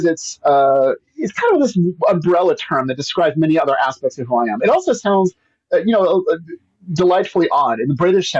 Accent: Pacific Northwest, United States; also born or lived in Memphis, United States / Tennessee, United States; I am from the Pacific Northwest, but I've lived in a lot of different places.

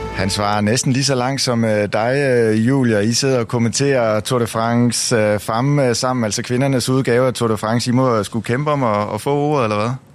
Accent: Denmark

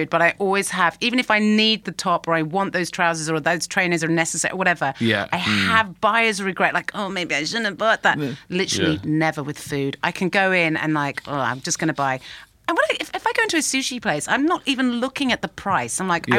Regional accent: United Kingdom; as British people

